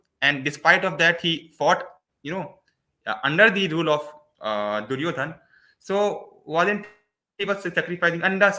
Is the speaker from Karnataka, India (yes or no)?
no; Delhi, India; I am from Delhi, sir.